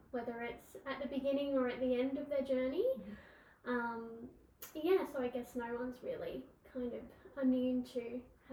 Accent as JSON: {"language": "English", "town": "Brisbane", "region": "Queensland", "country": "Australia", "said": "I am from Brisbane"}